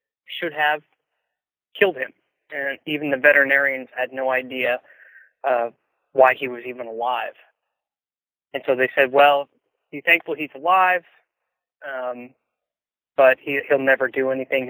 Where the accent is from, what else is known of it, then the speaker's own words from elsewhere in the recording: Western Kansas, United States; I grew up in Western Kansas